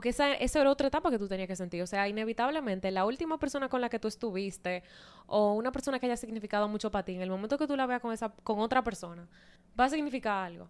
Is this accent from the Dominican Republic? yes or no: yes; Santo Domingo, Dominican Republic; moved away; en Santo Domingo, que es de donde yo soy